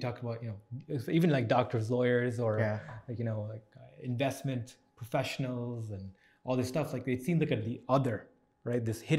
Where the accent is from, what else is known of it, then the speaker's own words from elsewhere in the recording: Scarborough, Ontario, Canada; I grew up in Scarborough. Most of us did as well.